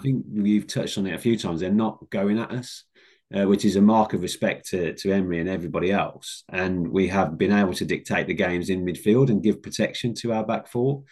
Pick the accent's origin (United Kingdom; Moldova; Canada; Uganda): United Kingdom; Black Country, West Midlands; growing up in the Black Country